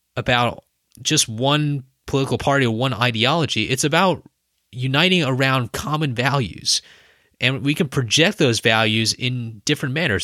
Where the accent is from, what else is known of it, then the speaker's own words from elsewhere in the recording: United States; as an American citizen